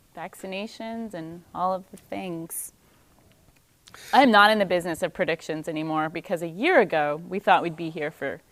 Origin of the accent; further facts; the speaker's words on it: Texas, United States; accent: Texan; My French accent is tinged with a touch of Texan